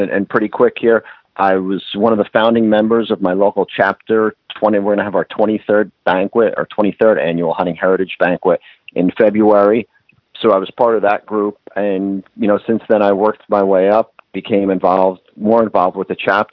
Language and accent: English; New Jersey, United States; I live, born and raised in New Jersey